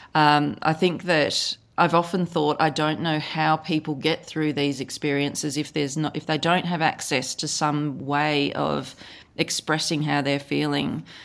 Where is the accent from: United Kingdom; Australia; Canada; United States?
Australia; accent: Australian; I live in Australia, as you can probably tell from my accent